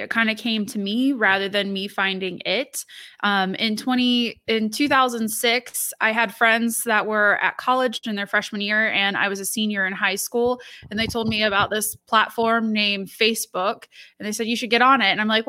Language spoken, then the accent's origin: English; Lima, Ohio, United States; So I was born and raised in Northwestern Ohio, which is not too far from where you live.